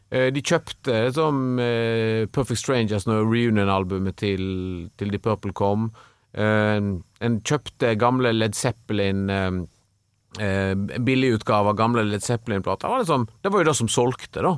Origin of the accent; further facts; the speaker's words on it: Stord, Vestland, Norway; mine barndomskompiser på Stord, der jeg vokste opp